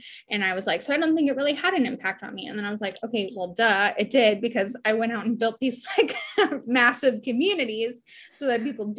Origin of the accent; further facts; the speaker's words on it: Honolulu, Hawaii, United States; also born or lived in Portland, Oregon / San Diego, California; I split my time. My whole life has been split between Honolulu, Hawaii, Portland, Oregon, and San Diego, California. My dad was in the Navy.